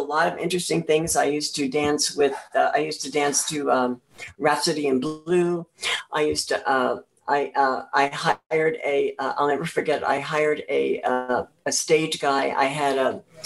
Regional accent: central New Jersey, United States; I was born in an orphanage in uh, New Jersey. Yes, and I was adopted uh, through the Catholic Church um, uh, into a family uh, in um, central New Jersey, a farming community

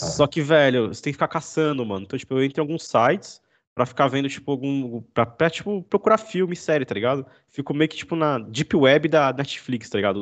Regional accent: Brazil; A gente é brasileiro

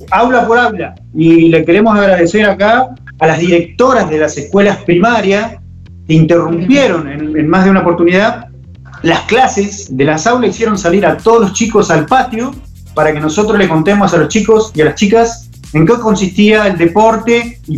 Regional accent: Zárate, Buenos Aires Province, Argentina; Y yo vengo de la provincia de Buenos Aires, de Zárate concretamente

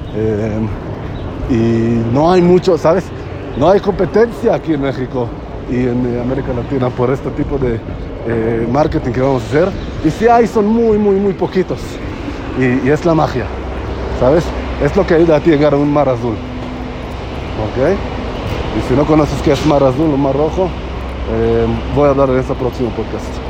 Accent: Israel; Spanish is a second language; moved away; yo soy israelí

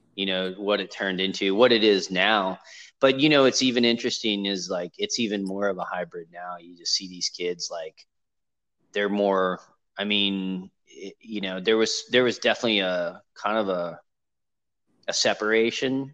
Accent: Los Angeles, California, United States; moved away; I grew up in Los Angeles

